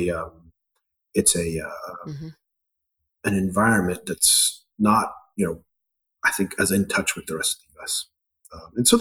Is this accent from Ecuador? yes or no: yes; Ecuador; moved away; also born or lived in Scotland; Although I was born in Scotland, I grew up in Ecuador in part to a Scottish father, Ecuadorian mother